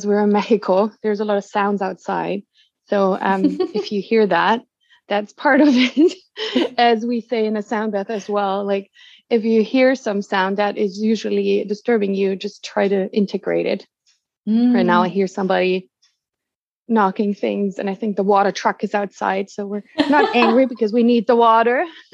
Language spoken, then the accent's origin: English; Germany; moved away as an adult; also born or lived in United States; I'm originally from Germany.